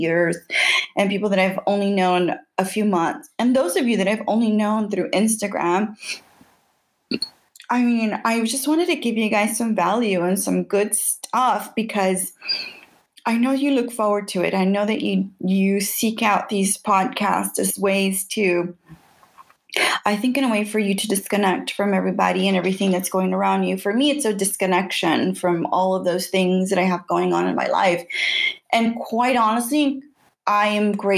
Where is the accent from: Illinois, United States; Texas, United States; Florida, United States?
Texas, United States; Houston; I grew up in the North Side. I grew up next to downtown Houston.